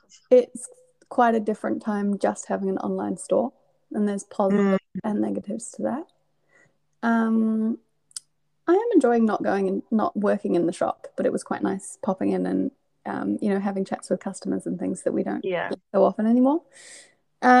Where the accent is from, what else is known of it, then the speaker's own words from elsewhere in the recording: Scotland, United Kingdom; now in New Zealand; growing up in Scotland